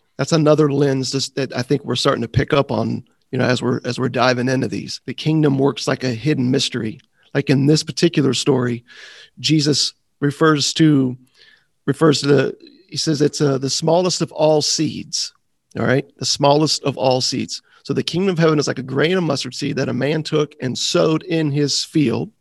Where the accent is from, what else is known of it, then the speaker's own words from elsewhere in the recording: Florida, United States; growing up in Florida